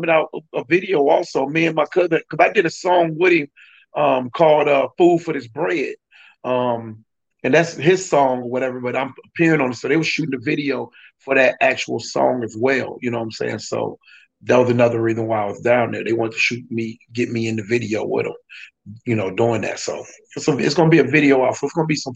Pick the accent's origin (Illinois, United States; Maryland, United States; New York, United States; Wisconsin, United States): Illinois, United States; Peoria; also born or lived in Decatur, Illinois; I'm actually from Decatur. You know, I'm born in Decatur. I was raised in Peoria, of course, but I was born in Decatur.